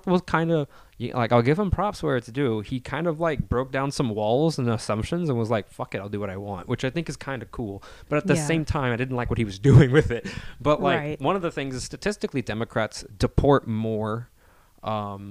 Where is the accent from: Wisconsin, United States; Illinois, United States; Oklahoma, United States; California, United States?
California, United States; Salinas; I'm from Salinas.